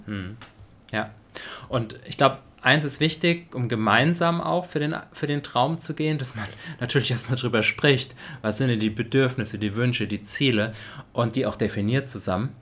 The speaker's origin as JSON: {"language": "German", "country": "Germany", "tie": "born or raised there", "said": "in Deutschland auch aufgewachsen zu sein, du zumindest ein Teil deines Lebens, mhm. ich mein komplettes Leben"}